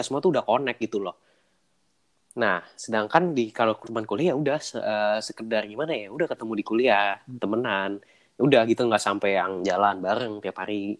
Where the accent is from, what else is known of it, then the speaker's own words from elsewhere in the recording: Jakarta, Indonesia; moved away as an adult; now in Bandung, Indonesia; gua kan orang Jakarta